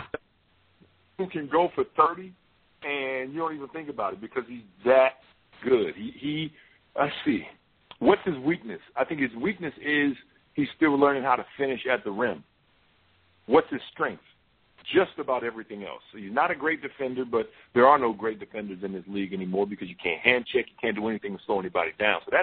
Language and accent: English; Mississippi, United States; now in Oregon, United States; I was born and raised in Mississippi